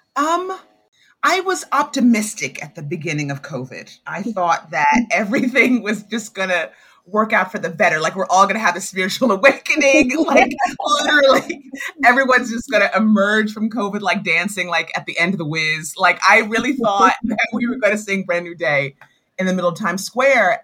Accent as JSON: {"language": "English", "region": "New York", "country": "United States", "tie": "born or raised there", "moved": "as an adult", "said": "I moved from New York, my home"}